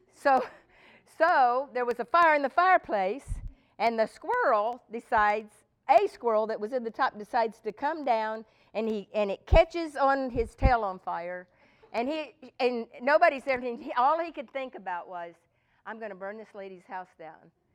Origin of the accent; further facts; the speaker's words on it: Texas, United States; I'm from Texas